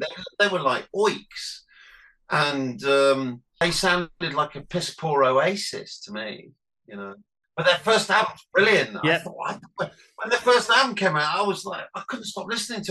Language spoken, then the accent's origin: English; Nottingham, East Midlands, United Kingdom; because we're from Nottingham, we used to go and play in Leicester at the Charlotte a lot